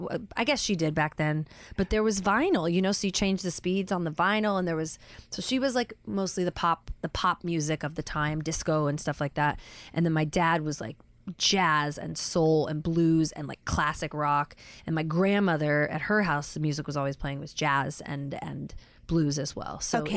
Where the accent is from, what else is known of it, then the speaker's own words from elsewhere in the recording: Pacific Northwest, United States; The Northwest, Oregon, okay. Washington.